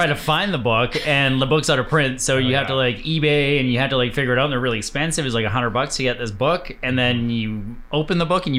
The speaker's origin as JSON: {"language": "English", "area": "the North", "region": "Northern Canada", "country": "Canada", "tie": "born or raised there", "said": "I grew up in the North"}